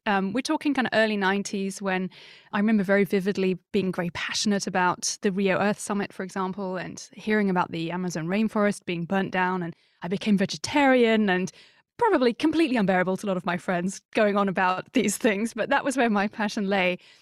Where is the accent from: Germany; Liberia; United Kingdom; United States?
United Kingdom; Surrey, South East England; I grew up in Surrey, which is a suburban landlocked county in the U K, just, uh, southwest of London